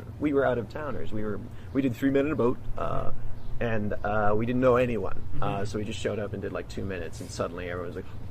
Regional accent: Edmonton, Alberta, Canada; I grew up on the Edmonton Fringe as opposed to the Edinburgh Fringe. Not as impressive, sure, but go Canada.

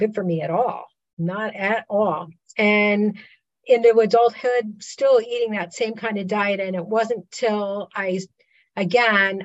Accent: Pennsylvania Dutch country, United States; I grew up in Pennsylvania Dutch country

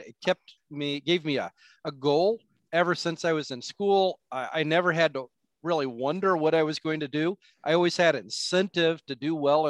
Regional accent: Wapakoneta, Ohio, United States; also born or lived in Lima, Ohio; I grew up in Wapakoneta, Ohio, Neil Armstrong, first man on the moon location, just south of Lima, Ohio

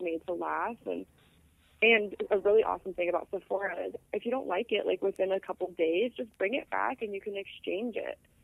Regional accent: Phoenix, Arizona, United States; I'm from Phoenix

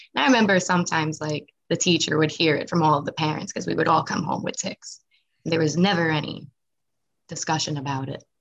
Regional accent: Nassau County, Long Island, New York, United States; also born or lived in Wantagh, New York / Massapequa, New York / Manorville, New York; I grew up though in Nassau County

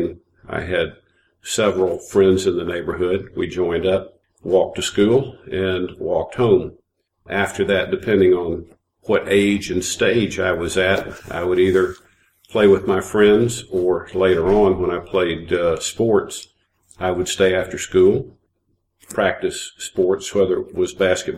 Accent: Tampa, Florida, United States; moved away as an adult; also born or lived in New Orleans, Louisiana / Atlanta, Georgia; I was born in New Orleans, but I was raised in Tampa, Florida, and went to college in Atlanta at Georgia Tech, and have spent most of my life in the Southeast.

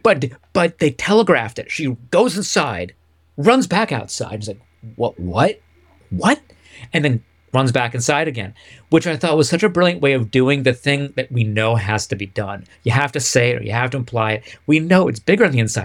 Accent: United States

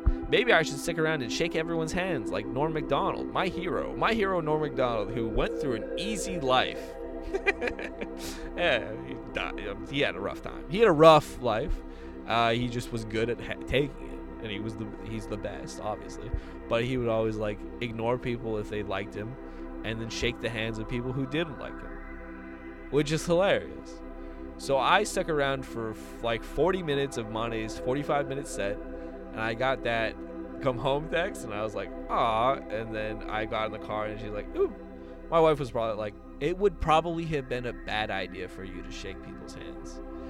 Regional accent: Kailua, Hawaii, United States; And I was like, well, I'm from Kailua.

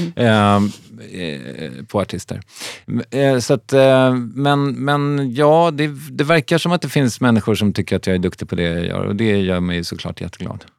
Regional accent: Strängnäs, Södermanland, Sweden; also born or lived in Stockholm; now in Malmö, Sweden; Jag är uppvuxen i Strängnäs

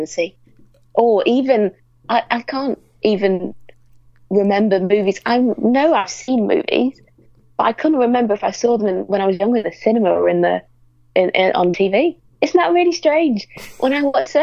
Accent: Lytham St Annes, North West England, United Kingdom; as a kid just hanging around in St. Anne's, which is where I grew up near Blackpool

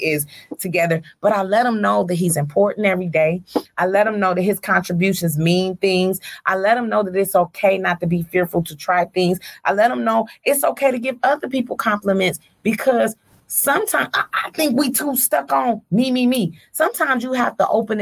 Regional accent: Detroit, Michigan, United States; I'm from Joy Road

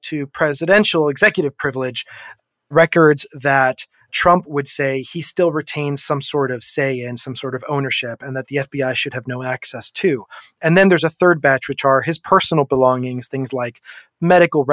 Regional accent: South Florida, United States; I grew up in South Florida. I can tell you, as someone who came from a Cuban American household

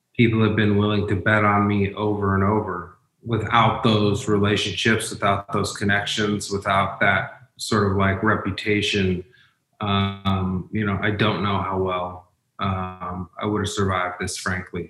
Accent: Umatilla Indian Reservation, Oregon, United States; I'm from the Umatilla Indian Reservation

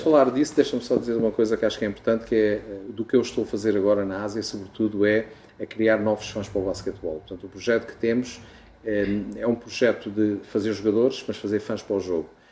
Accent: Portugal; moved away; eu sou português, tenho um orgulho enorme em o ser

